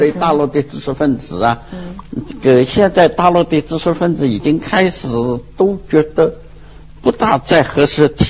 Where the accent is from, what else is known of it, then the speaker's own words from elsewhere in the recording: Ningbo, Zhejiang, China; 我也算宁波人呐